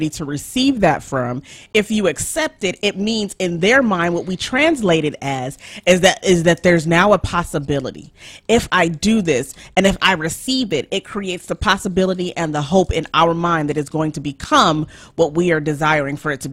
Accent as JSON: {"language": "English", "country": "Nigeria", "said": "I'm Nigerian"}